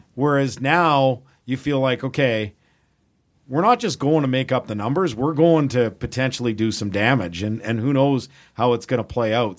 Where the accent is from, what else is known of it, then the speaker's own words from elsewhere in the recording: Edmonton, Alberta, Canada; born and raised in Edmonton